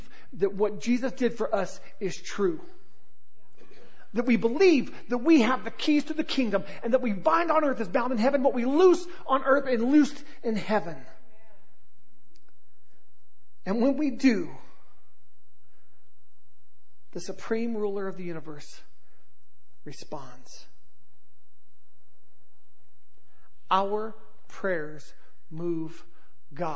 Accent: Southern California, United States; accent: Southern, like, surfer accent; also born or lived in North Carolina; I was born in North Carolina and raised in Southern California, so I've got this weird, like, Southern, like, surfer accent

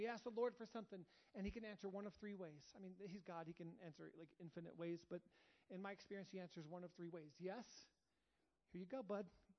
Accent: United States; I love being an American

